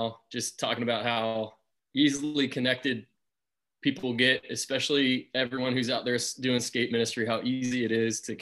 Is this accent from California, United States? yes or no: yes; Northern California, United States; moved away as an adult; now in Ladera Ranch, United States; I'm a Northern California guy. So I grew up in Northern California, lived there for about 24, 25 years.